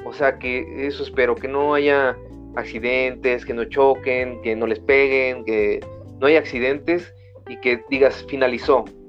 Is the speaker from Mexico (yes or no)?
yes; Mexico; como mexicano